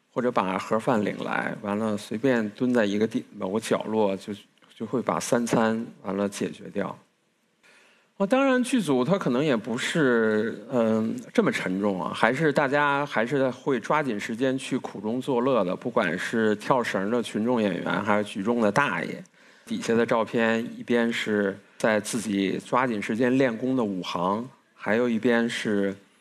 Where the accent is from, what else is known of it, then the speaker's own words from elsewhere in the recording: Beijing, China; 因为我从小就出生在北京，甚至我的大学也是在北京读的